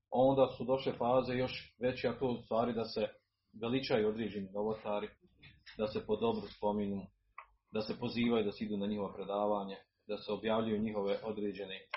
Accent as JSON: {"language": "Croatian", "country": "Bosnia & Herzegovina"}